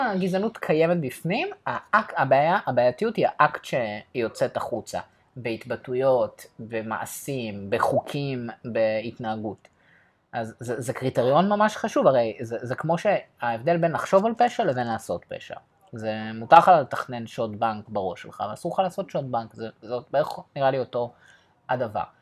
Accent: Ramat Gan, Tel Aviv District, Israel; בתור בוגר של תיכון אה, חילוני, ליברלי, למדתי בבליך ברמת גן

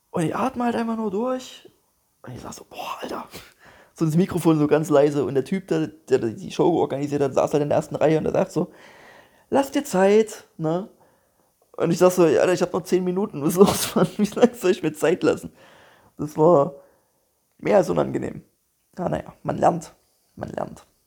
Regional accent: Dresden, Saxony, Germany; yo, hier, ich bin aus Dresden und so und ich habe gerade Bock, so ein bisschen aufzutreten

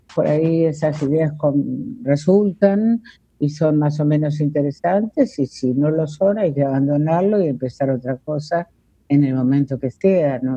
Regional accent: Villaguay, Entre Ríos, Argentina; also born or lived in Rosario, Santa Fe; now in Buenos Aires, Argentina; yo nací en Villaguay, en Entre Ríos, pero viví muchísimos años en, en Rosario

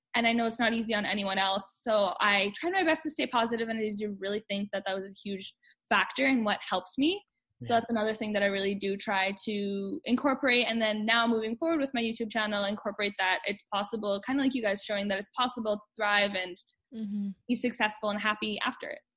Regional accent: Winnipeg, Manitoba, Canada; I'm from Winnipeg, Manitoba

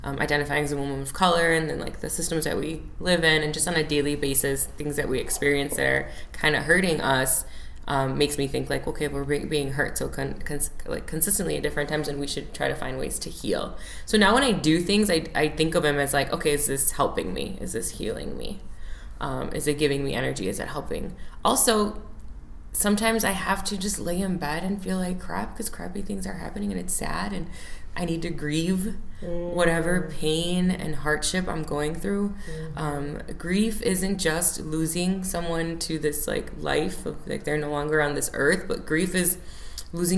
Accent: Chicago, Illinois, United States; also born or lived in Oak Lawn, Illinois; Chicago native. Chicago is a big piece of who I am. I was born and raised in Chicago

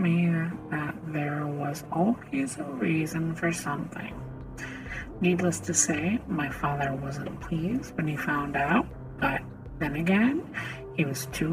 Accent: Midwest, United States; I was born and raised in the Midwest

